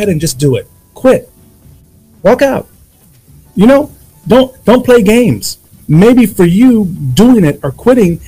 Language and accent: English; United States; moved away